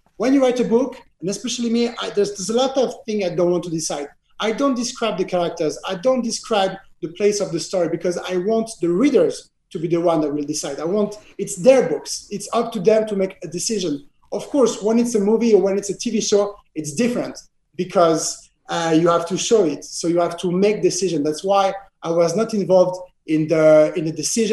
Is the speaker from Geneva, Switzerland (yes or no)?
yes; Geneva, Switzerland; accent: French accent; English is a second language; my hometown, Geneva